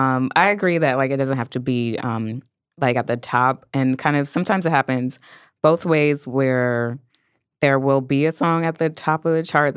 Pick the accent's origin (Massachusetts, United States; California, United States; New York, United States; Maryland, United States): New York, United States; I'm from New York.